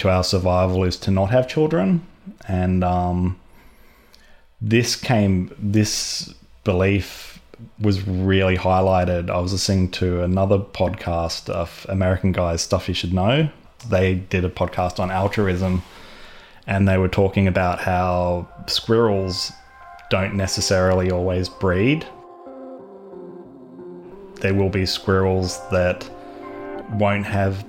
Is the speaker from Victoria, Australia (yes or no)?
yes; Melbourne, Victoria, Australia; I'm from Melbourne